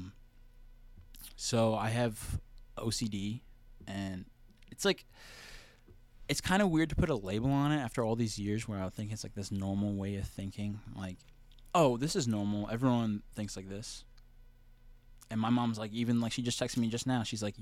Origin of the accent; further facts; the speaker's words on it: New Jersey, United States; moved away; also born or lived in California; she moved to New Jersey and had me